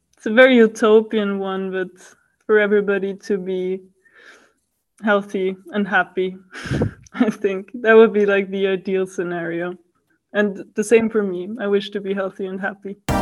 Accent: Vienna, Austria; moved away as an adult; now in Paris, France; I'm from Austria, from Vienna, and I'm currently in Paris studying digital science

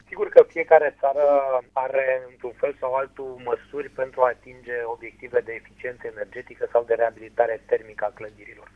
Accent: Drobeta-Turnu Severin, Mehedinți County, Romania; de municipiul Turnul Severin, orașul meu natal

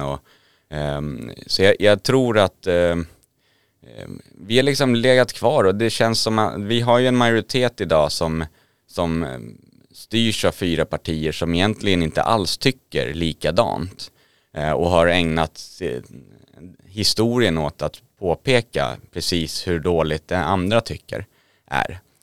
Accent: Södertälje, Stockholm County, Sweden; född och uppvuxen i Södertälje kommun

